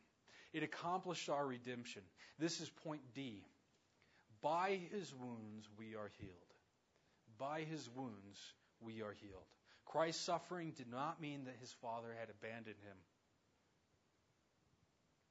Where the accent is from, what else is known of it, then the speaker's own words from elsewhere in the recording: around the Navajo reservation, Southwest, United States; growing up around the Navajo reservation